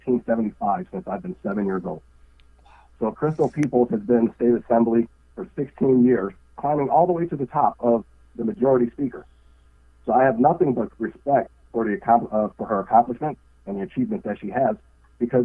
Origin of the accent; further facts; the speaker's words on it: Buffalo, New York, United States; I was born in Buffalo, New York, and lived here my entire life